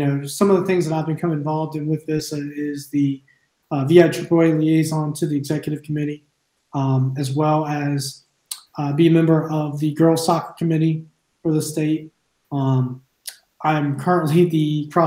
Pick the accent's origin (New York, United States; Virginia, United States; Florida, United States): Virginia, United States; Altavista; I started coaching at Alta Vista High School. That's also where I played and where I live at now. Graduated there from 2005